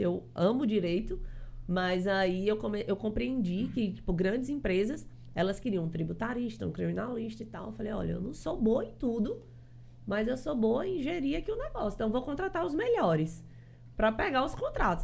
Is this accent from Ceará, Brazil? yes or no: yes; Fortaleza, Ceará, Brazil; now in João Pessoa, Brazil; eu sou cearense, sou lá de Fortaleza.